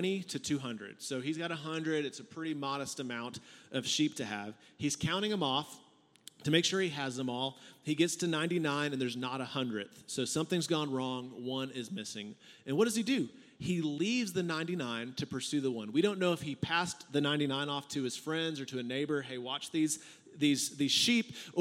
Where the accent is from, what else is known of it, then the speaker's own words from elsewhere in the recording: San Antonio, Texas, United States; I'm from San Antonio